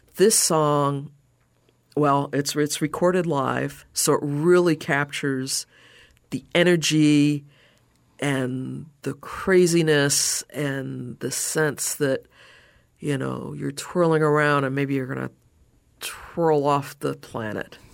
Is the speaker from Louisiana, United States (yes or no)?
no; New York City, New York, United States; also born or lived in Chicago, Illinois; now in Southwest Florida, United States; I grew up in New York, uh, in Brooklyn